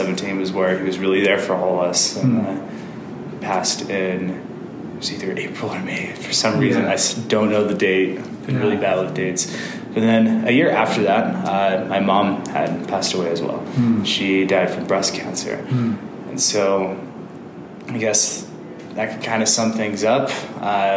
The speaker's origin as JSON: {"language": "English", "town": "Albuquerque", "region": "New Mexico", "country": "United States", "tie": "born or raised there", "also_born_or_lived": "El Rancho"}